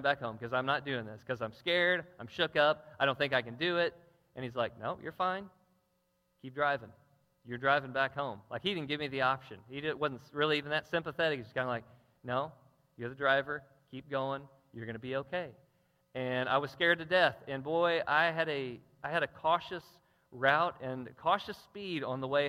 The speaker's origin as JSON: {"language": "English", "town": "Jackson", "region": "Missouri", "country": "United States", "said": "I'm from Jackson, and most of my driving had been in Jackson"}